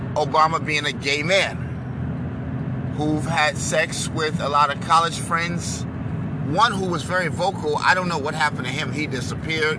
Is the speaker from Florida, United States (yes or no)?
no; New York, United States; I'm a New Yorker